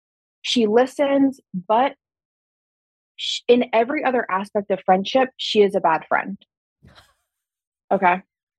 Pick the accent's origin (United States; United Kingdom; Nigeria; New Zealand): United States; Pittsburgh, Pennsylvania; I'm from Pittsburgh, Pennsylvania, but I'm in Seattle, Washington right now for work.